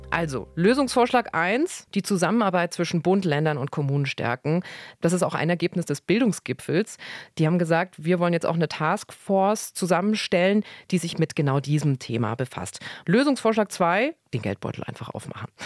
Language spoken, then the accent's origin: German; Germany; bei uns in Deutschland